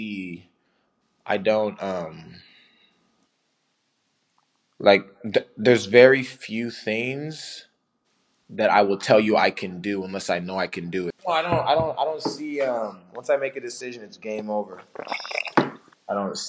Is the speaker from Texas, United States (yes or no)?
no; Ottawa, Kansas, United States; also born or lived in Wichita; I'm from Ottawa